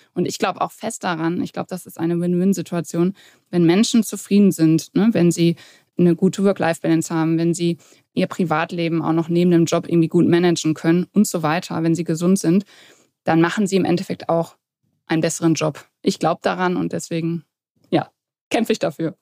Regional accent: near Dortmund, North Rhine-Westphalia, Germany; also born or lived in Warendorf; Also aufgewachsen oder geboren bin ich in Warendorf, dann aber aufgewachsen in der Nähe von Dortmund, wo ich jetzt heute auch lebe

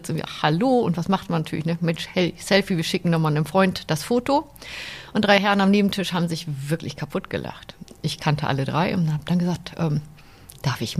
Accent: Lower Saxony, Germany; now in Berlin, Germany; Ursprünglich komme ich äh, aus Niedersachsen, aus einem kleinen Dorf in Niedersachsen

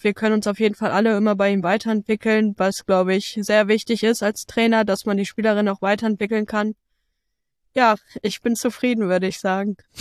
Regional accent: Bremen, Germany; hier ist meine Heimat, ich fühle mich hier extrem wohl.

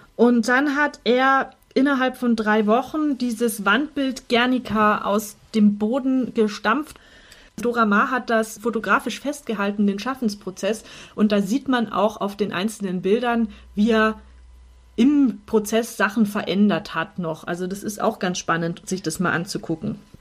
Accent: Munich, Bavaria, Germany; uns als Münchner

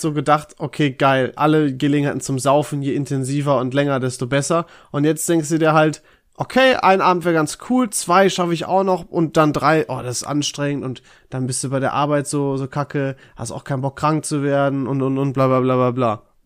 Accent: Dorsten, North Rhine-Westphalia, Germany; ich war ja in, äh, in Dorsten, in meiner Heimat

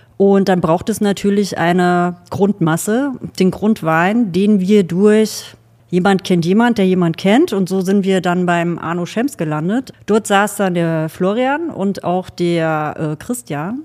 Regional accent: Thuringia, Germany; also born or lived in Saxony; now in Geisenheim, Germany; Ich komme ursprünglich aus Thüringen

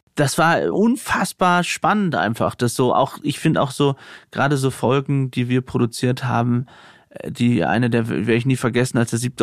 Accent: Aurich, Lower Saxony, Germany; in meiner Heimatstadt Aurich

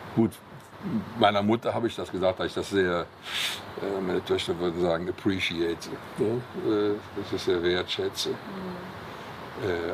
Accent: Cologne, North Rhine-Westphalia, Germany; am Silverins Klösterchen, wo ich geboren bin oder da, wo ich aufgewachsen

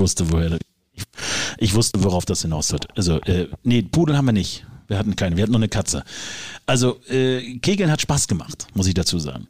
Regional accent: Rügen, Mecklenburg-Vorpommern, Germany; bei uns im kleinen Ort, wo ich aufgewachsen bin, auf der wunderschönen Insel Rügen

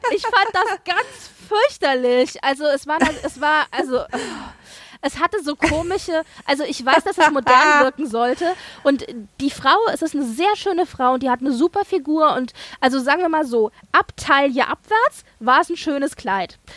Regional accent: Germany; bei uns in Deutschland

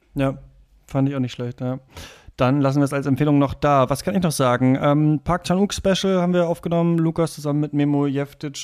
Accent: Germany; als Deutscher

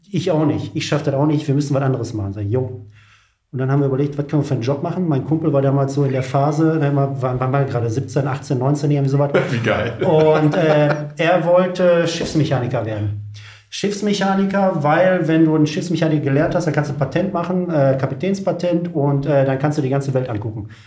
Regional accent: Wilhelmshaven, Lower Saxony, Germany; Ich komme aus Wilhelmshaven.

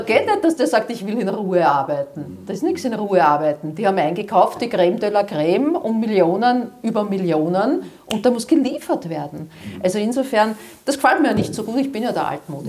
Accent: Vienna, Austria; ich komme aus Dornbach, das heißt, der Sportclub, da war immer ein bisschen mein Herz

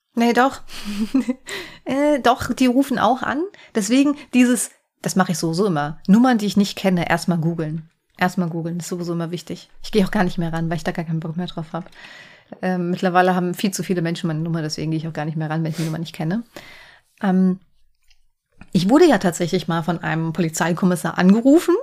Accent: Hesse, Germany; ich komme jetzt aus Hessen

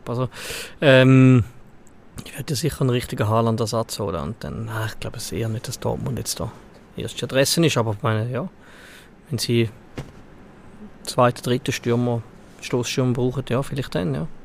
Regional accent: Valais, Switzerland; Gut als Walliser.

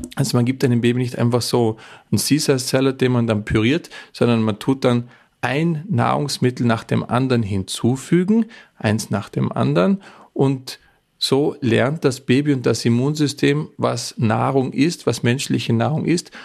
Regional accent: Bregenz Forest, Vorarlberg, Austria; moved away; der Bregenzer Wald, wo ich herkomme, ist wahrscheinlich das Holzbauzentrum der Welt schlechthin

